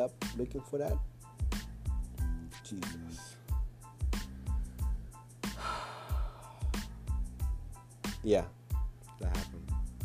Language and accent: English; Mombasa, Mombasa County, Kenya; I'm from Mombasa